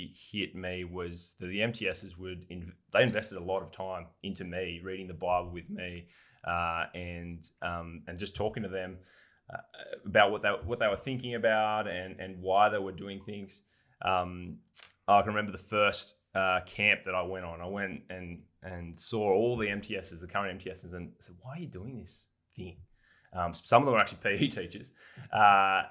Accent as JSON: {"language": "English", "town": "Darwin", "region": "Northern Territory", "country": "Australia", "tie": "born or raised there", "moved": "as an adult", "lives_now": "Newcastle, Australia", "said": "Yeah, I did my high school there."}